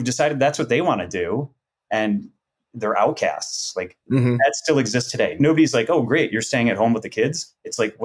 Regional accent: Lake Forest, Illinois, United States; We grew up in Lake Forest

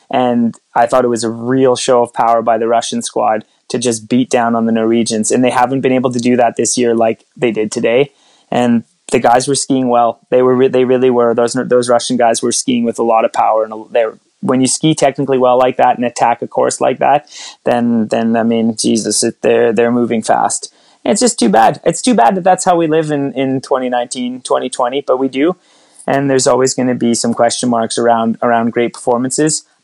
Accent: Canada; Geez, 1980. I'm Canadian.

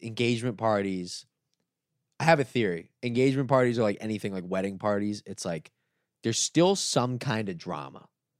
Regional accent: South Florida, United States

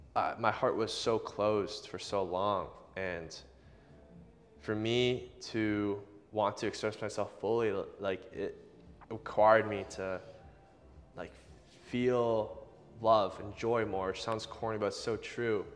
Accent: Boston, Massachusetts, United States; I grew up locally in the Boston area

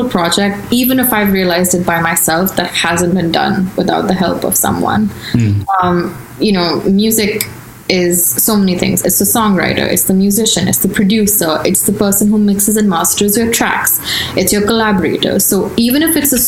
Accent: Delhi, India; moved away as an adult; now in United States; I'm from Delhi, so North India is more Hindi dominant.

